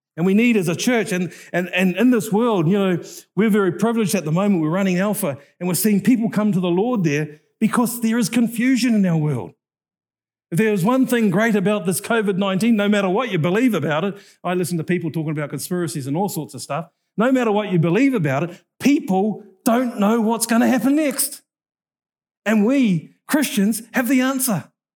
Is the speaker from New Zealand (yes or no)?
yes; North Island, New Zealand; I'm from the North Island.